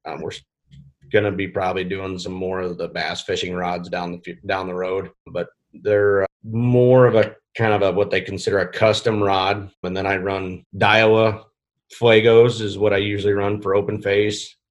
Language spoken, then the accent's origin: English; Iowa, United States; now in Nebraska, United States; I was born in Iowa